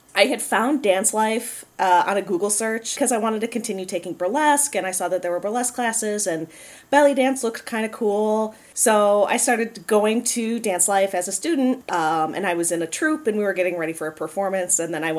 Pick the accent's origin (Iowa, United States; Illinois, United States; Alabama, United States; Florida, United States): Illinois, United States; just outside Chicago; moved away as an adult; now in Madison, United States; I grew up just outside Chicago and moved to the city for college and lived there for a number of years.